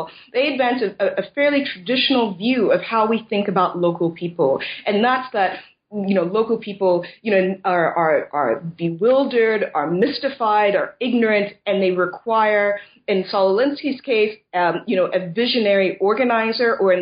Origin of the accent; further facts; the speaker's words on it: United States; moved away as an adult; now in Scotland, United Kingdom; I'm originally from the States